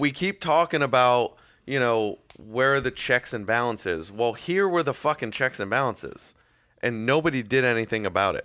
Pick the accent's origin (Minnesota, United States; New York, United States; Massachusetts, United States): Massachusetts, United States; now in Florida, United States; I grew up in Massachusetts